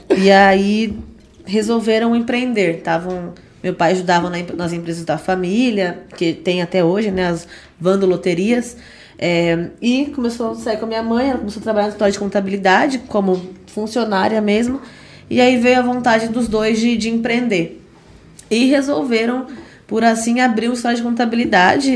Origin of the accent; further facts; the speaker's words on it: Indaiatuba, São Paulo, Brazil; Nascida e criada em Dayatuba, desde 94